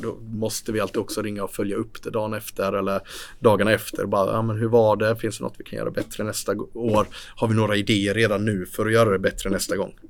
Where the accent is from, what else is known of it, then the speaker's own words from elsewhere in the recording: Sweden; vi i Sverige